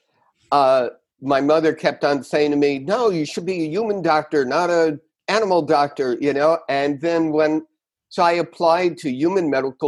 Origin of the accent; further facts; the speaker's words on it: New York City, New York, United States; moved away; also born or lived in Connecticut; I grew up in New York